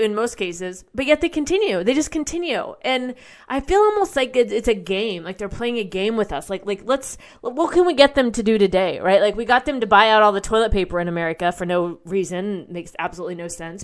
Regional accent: United States; also born or lived in Nashville, Tennessee; as American people

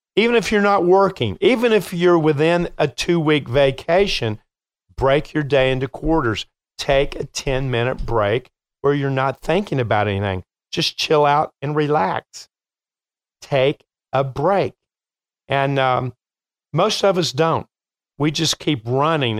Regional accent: Kentucky, United States; now in Chicago, United States; I'm from Kentucky

